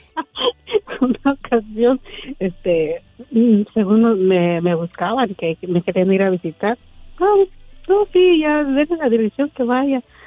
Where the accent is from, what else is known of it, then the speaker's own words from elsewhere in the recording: Hidalgo, Mexico; De Hidalgo